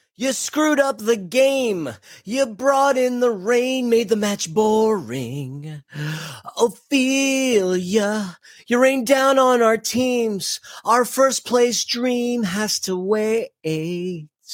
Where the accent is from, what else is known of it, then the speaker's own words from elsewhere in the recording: New York, United States; As a New Yorker